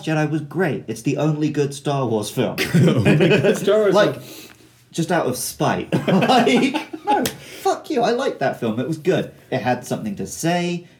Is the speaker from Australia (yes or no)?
no; United Kingdom; moved away as an adult; now in Japan